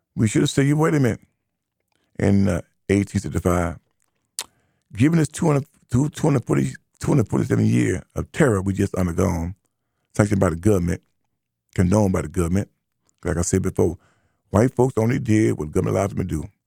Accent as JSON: {"language": "English", "country": "United States", "said": "As American black who identifies as ADOS, to stand for American Citizen Slaves"}